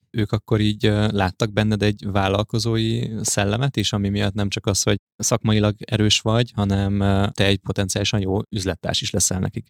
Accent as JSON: {"language": "Hungarian", "region": "Budapest", "country": "Hungary"}